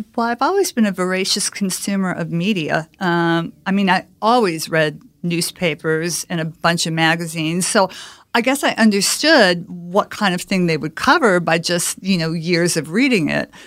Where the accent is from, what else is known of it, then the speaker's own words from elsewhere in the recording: Chicago, Illinois, United States; moved away as an adult; I grew up in Chicago